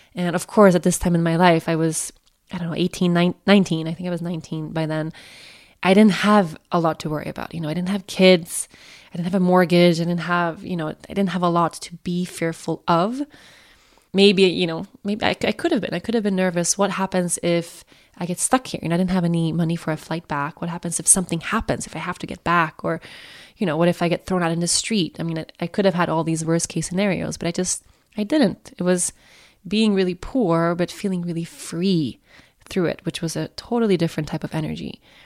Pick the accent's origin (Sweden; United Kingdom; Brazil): Sweden; Sweden, my home country